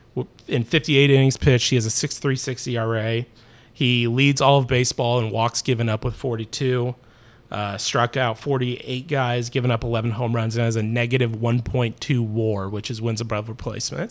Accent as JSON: {"language": "English", "town": "Terre Haute", "region": "Indiana", "country": "United States", "said": "I'm from Terre Haute, Indiana"}